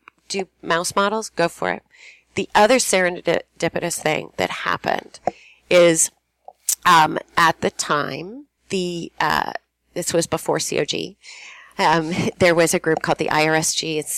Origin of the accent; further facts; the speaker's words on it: Toronto, Ontario, Canada; moved away as an adult; also born or lived in Minnesota; I come from Toronto.